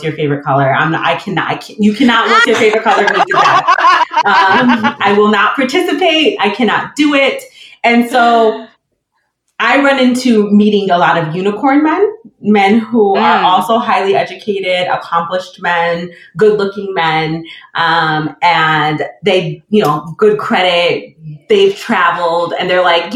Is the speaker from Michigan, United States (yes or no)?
yes; Michigan, United States; moved away as an adult; now in Inland Empire, California, United States; I'm from Michigan.